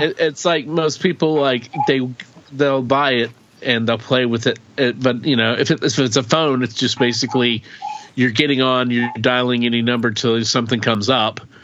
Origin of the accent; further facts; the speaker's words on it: rural Oklahoma, United States; we grew up in Oklahoma, so you know, in rural Oklahoma, in a mm-hmm. small town